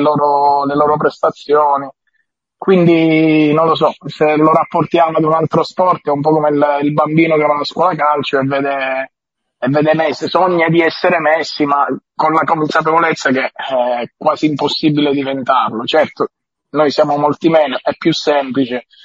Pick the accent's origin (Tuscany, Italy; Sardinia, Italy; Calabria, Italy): Calabria, Italy; sono calabrese